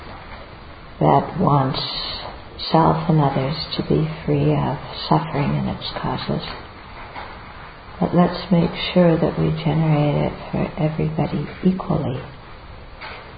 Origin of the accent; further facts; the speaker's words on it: United States; I'm American